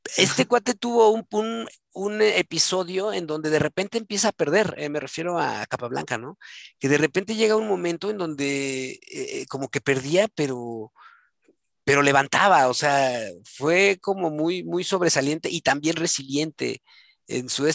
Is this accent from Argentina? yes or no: no; Mexico; soy mexicano, soy mexa